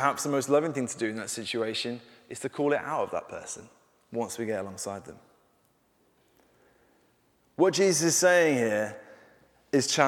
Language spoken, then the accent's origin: English; Birmingham, West Midlands, United Kingdom; I went to school in Birmingham. I'm a Brummie for through and through